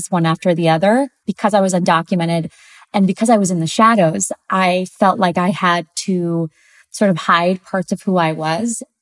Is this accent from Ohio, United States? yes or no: yes; Ohio, United States; also born or lived in Santiago, Chile; So, I'm originally from Santiago, Chile. Um, and I grew up in a, a small town in Ohio.